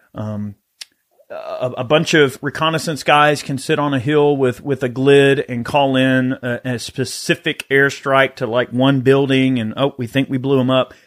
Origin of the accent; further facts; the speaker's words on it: the South, United States; I grew up in the South. I grew up, you know, in the outdoors, hunting, fishing